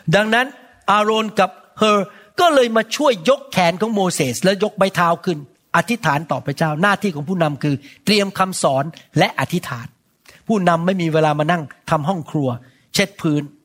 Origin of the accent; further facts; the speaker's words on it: Thailand; now in United States; คนไทยเรา